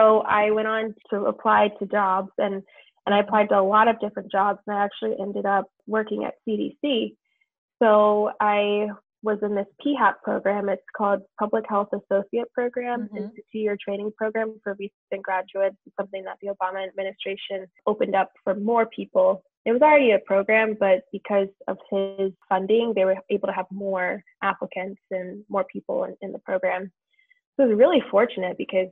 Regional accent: Southern Maryland, United States; moved away; I'm originally from Maryland. I grew up in Maryland

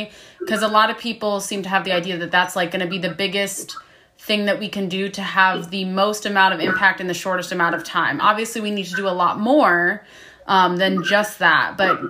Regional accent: Florida, United States; because I came from Florida and then moved to Washington to work on whale watch boats

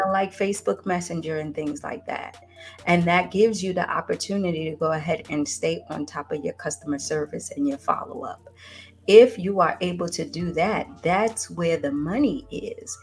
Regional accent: New York, United States; moved away as an adult; now in Atlanta, United States; originally I'm from New York, and then I moved here to Atlanta in 97 to go to college

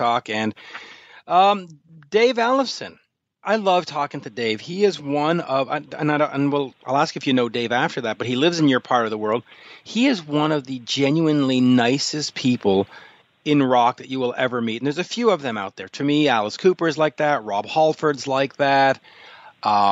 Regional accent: Canada; I'm Canadian

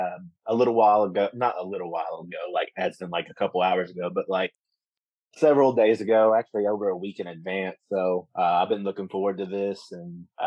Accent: Campbellsville, Kentucky, United States; I'm from Campbellsville, so from Taylor County. I went to Campbellsville High School

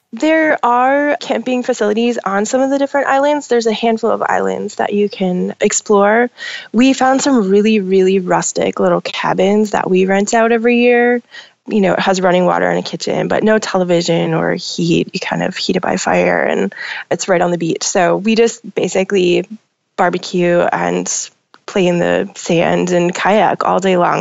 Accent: Minnesota, United States; moved away as an adult; now in Portland, United States; I grew up in Minnesota.

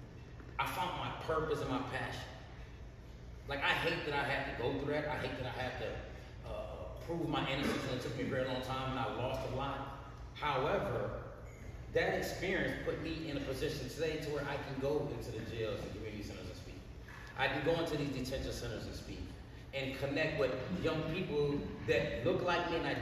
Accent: Flint, Michigan, United States; I was born and raised in Flint, Michigan.

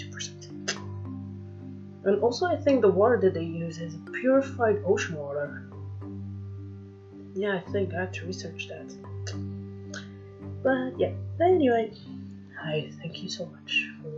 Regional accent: Algeria; English is a second language; I'm not an American. For those of you who say that, I'm not. I'm fluffy Algerian

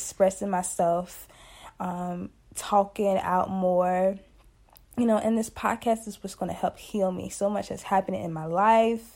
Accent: Emporia, Virginia, United States; I'm from Emporia, Virginia, representing that 434 countryside

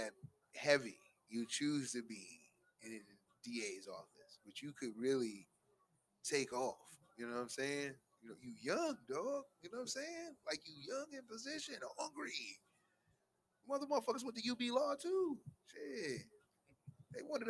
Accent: Buffalo, New York, United States

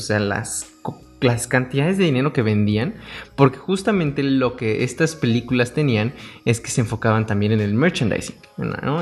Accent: Mexico; somos mexicanos

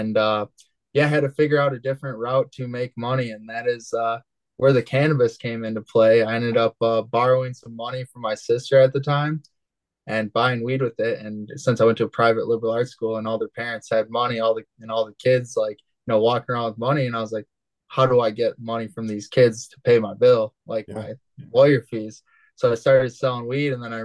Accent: Holland, Michigan, United States; I was born and raised in Holland, Michigan. I still currently live in Holland, Michigan

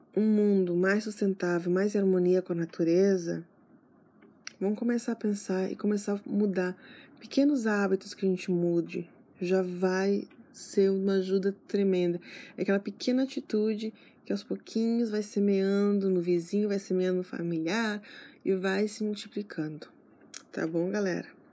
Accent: Santana do Livramento, Rio Grande do Sul, Brazil; moved away; eu sou de Livramento, que é a fronteira com o Uruguai

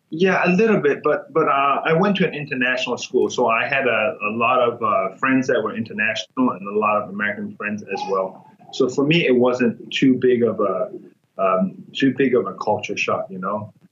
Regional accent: Myanmar; moved away; the world in Myanmar is very different. Um, I was born in like a village, you know, people live in huts.

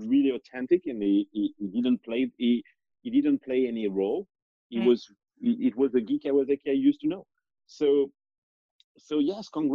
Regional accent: France; moved away as an adult; now in United States; I was born in France, but I was never French. I mean, I'm French

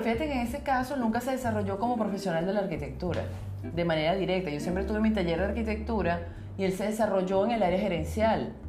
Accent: Venezuela; nosotros en Venezuela decimos negrito al que es un poquito más moreno

